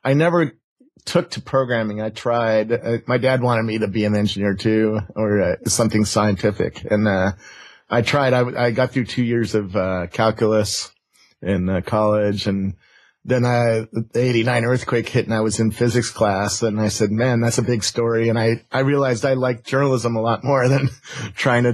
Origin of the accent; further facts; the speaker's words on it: Cupertino, California, United States; I grew up in Cupertino